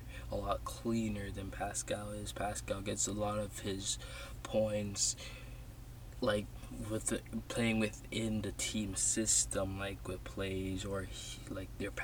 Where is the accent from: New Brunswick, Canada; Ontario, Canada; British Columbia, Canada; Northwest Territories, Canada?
Ontario, Canada; Toronto; I'm from Toronto. I live in Toronto.